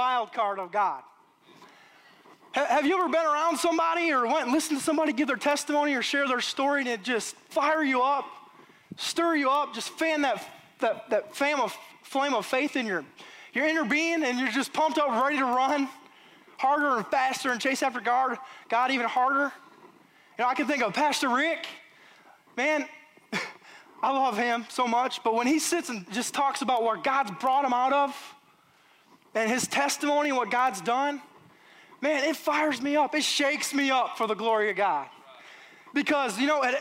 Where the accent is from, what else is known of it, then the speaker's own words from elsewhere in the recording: Michigan, United States; moved away as an adult; now in Alabama, United States; I'm from Michigan